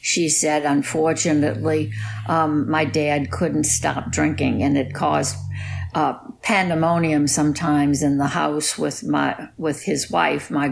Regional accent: New Orleans, Louisiana, United States; being from New Orleans, I'm not originally from New Orleans, living with a Yankee dad and a very Southern mom

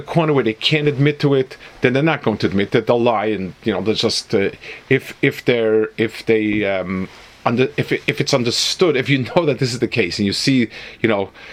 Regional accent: New York, United States; moved away; also born or lived in Jerusalem; I grew up in New York

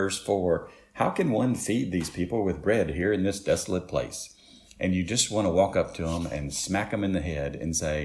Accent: Shelbyville, Tennessee, United States; We grew up in Shelbyville

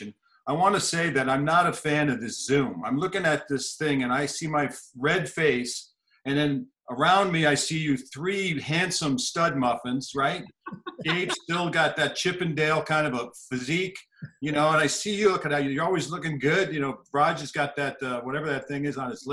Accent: Canada; I grew up in Canada

